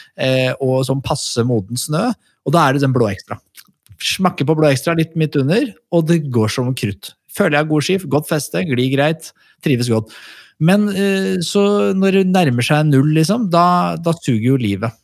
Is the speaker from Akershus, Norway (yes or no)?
yes; Skedsmokorset, Akershus, Norway; Jeg er jo fra Skedsmokorset, og mange vil kalle det et høl